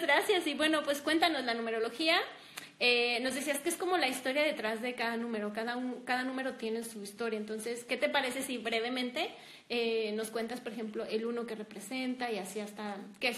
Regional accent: Durango, Mexico; las dos estamos aquí en Durango

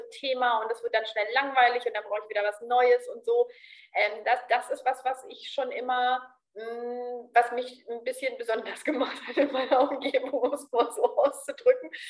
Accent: Berlin, Germany; moved away; Also ich bin so ganz offen und als Berlinerin ja auch so ein bisschen flapsig und lustig so.

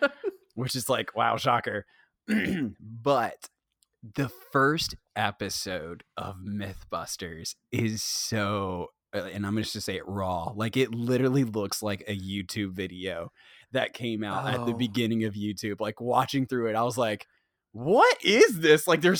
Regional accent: England, United Kingdom; dude, I mean, we came from England, so yeah, perfect.

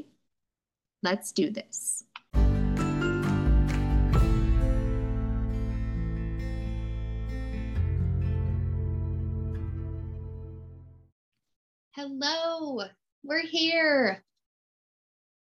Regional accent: Midwest, United States; I am born and raised in the Midwest. We are freezing here

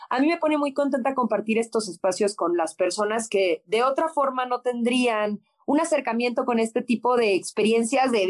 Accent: Mexico; güey, somos latinos, somos mexicanos, en la vida … me voy a ver como la rusa

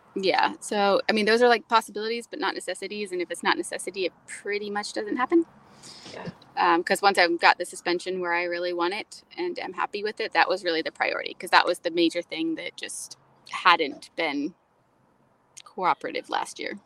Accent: Florida, United States; I was raised in Florida. I think that conditions you to any level

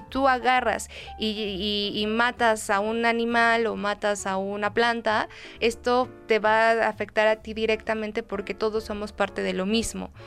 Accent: Mexico; como buen mexicano o como buen este, latinoamericano

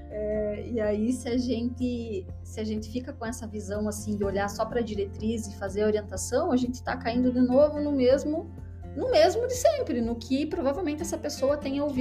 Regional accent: Major Vieira, Santa Catarina, Brazil; accent: majorvieirense dialect; meu dialeto majorvieirense, ele é bem rico.

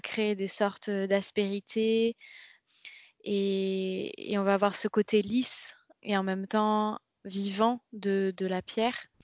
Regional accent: Rennes, Brittany, France; on vient toutes les deux de Rennes

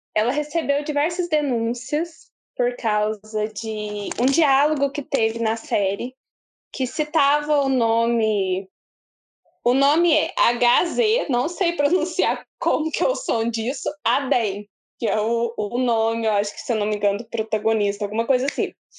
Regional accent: Brazil; como brasileira

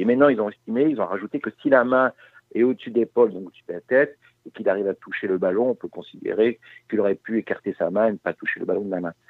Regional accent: Brest, Brittany, France; je suis breton

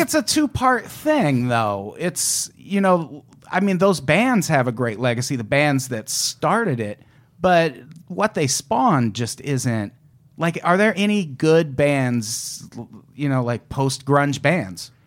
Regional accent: Midwest, United States; I grew up in the Midwest

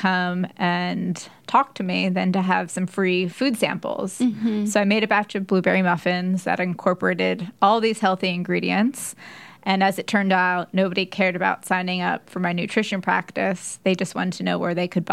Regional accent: Philadelphia, Pennsylvania, United States; moved away as an adult; now in New York, United States; I'm from Philadelphia. So I actually found one in Philadelphia where my mom is. And I had a couple of friends from high school

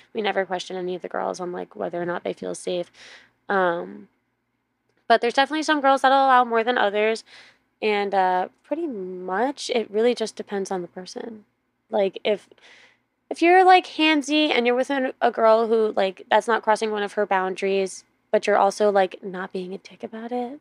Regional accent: New York City, New York, United States; moved away; I grew up on the East Coast, so I Grew up in New York, New York City

